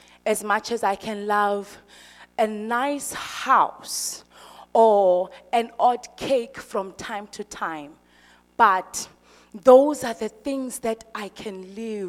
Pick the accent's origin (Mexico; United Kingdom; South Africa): South Africa; Eastern Cape; I'm from the Eastern Cape